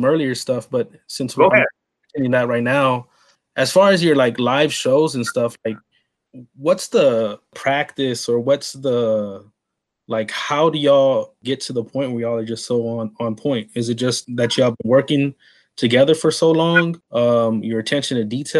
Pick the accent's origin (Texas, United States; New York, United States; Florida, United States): Texas, United States; San Antonio; moved away; also born or lived in Coachella Valley, California; I grew up in Texas, San Antonio. I lived out in the Coachella Valley for about 7 years.